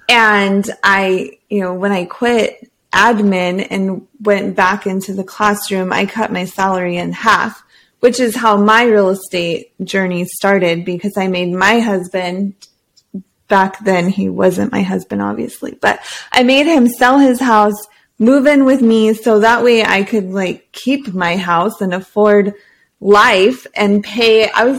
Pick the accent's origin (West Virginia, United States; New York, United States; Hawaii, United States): Hawaii, United States; born there; So as a Marine, he was stationed in Oahu, and I was born in the Pink Hospital.